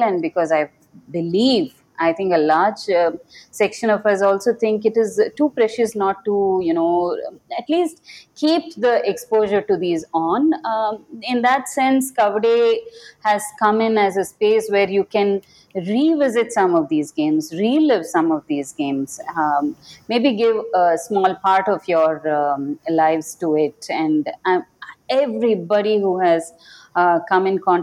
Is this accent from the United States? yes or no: no; Bengaluru, Karnataka, India; I come from Bengaluru.